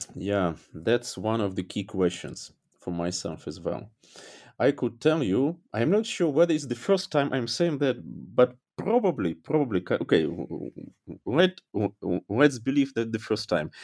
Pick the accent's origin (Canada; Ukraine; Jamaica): Ukraine; Dnipro, Dnipropetrovsk Oblast; English is a second language; moved away as an adult; also born or lived in Kyiv / Berlin; now in Germany; my hometown